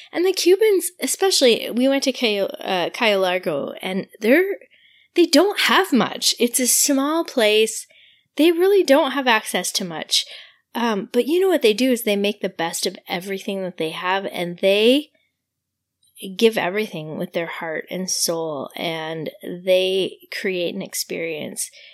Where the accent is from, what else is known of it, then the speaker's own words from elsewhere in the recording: Quebec, Canada; I'm from Quebec, so this was the beginning of like such an incredible week for me where I spoke French the whole week. I got to practice my French all week